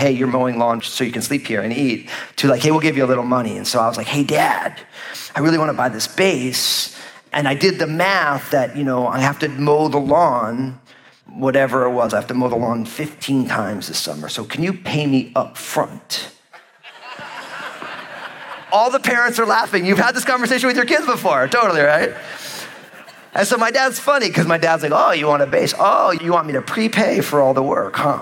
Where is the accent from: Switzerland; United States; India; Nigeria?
United States; New Jersey; moved away; I was living in New Jersey, my home state at the time